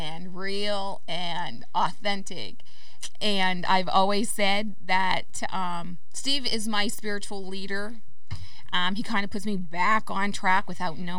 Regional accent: Canada; moved away as an adult; now in United States; I'm Canadian.

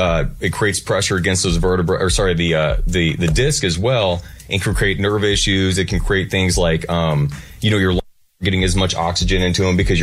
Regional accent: Quincy, Illinois, United States; now in Nashville, United States; No, I'm from Quincy, but if it was from Arkansas...

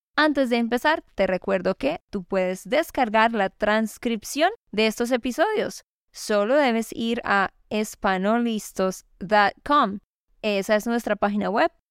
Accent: Santander, Colombia; de Santander, Colombia.

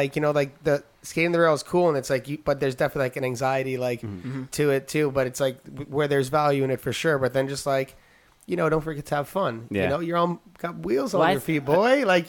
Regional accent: New York, United States; how we grew up in New York

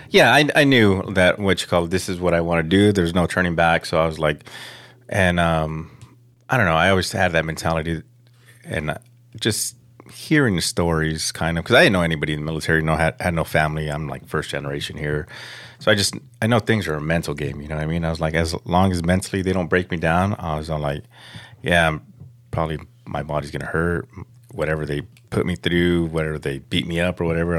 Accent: Los Angeles, California, United States; I grew up in Pacoima, um, right there off of Van Nuys and Herrick by the Projects.

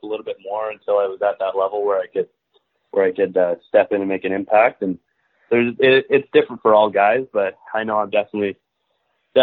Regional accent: Belleville, Ontario, Canada; moved away as an adult; I grew up in Belleville.

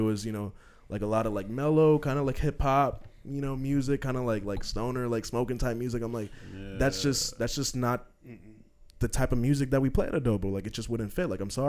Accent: Nicaragua; I'm from Nicaragua.

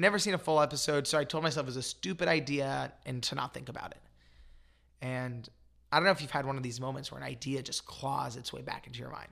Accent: Los Angeles, California, United States; I grew up in Los Angeles

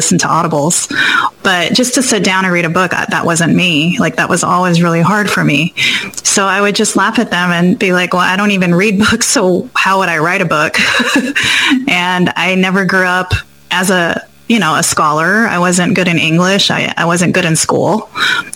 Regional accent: Hawaii, United States; also born or lived in Guam; I was born in Guam and raised in Hawaii.

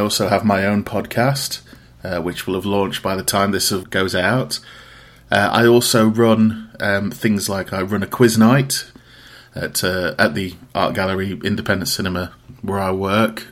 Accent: Riddings, East Midlands, United Kingdom; I am from a place called Riddings in Derbyshire, um, which is about half an hour outside of Derby.

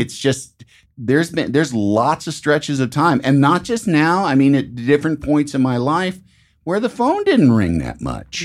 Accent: Chicago, Illinois, United States; I'm from Chicago

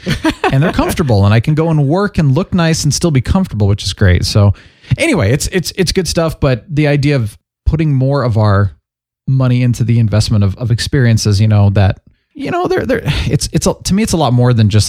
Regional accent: Phoenix, Arizona, United States; I grew up in Phoenix.

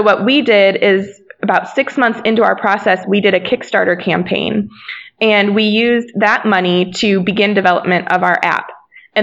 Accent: Akron, Ohio, United States; we're from Akron, Ohio

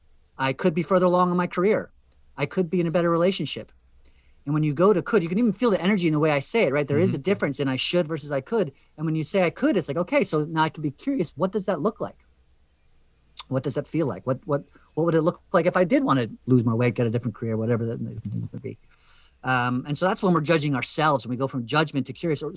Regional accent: Western New Jersey, United States; I grew up in Western New Jersey, as I did

